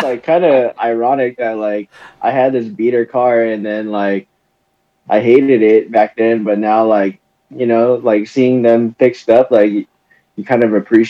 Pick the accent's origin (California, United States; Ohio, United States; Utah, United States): California, United States; Hawthorne; Yeah, born and raised in SoCal, in the South Bay area. So like Hawthorne is where I grew up, and like just grew up in like the beach city. So like Manhattan Beach, Hermosa Beach, Redondo Beach, that area.